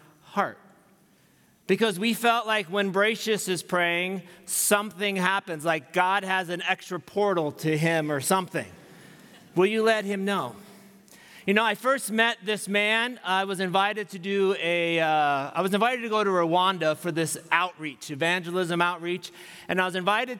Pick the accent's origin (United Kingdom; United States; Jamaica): United States; being American and what I'm used